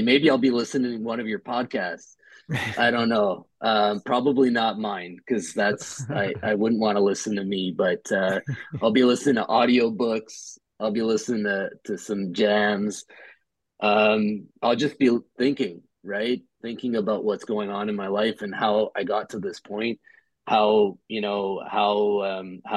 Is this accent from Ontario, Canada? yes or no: yes; Ottawa, Ontario, Canada; also born or lived in Montreal, Canada / Edmonton, Canada; now in Toronto, Canada; born and raised in Ottawa, grew up in Montreal, half of my youth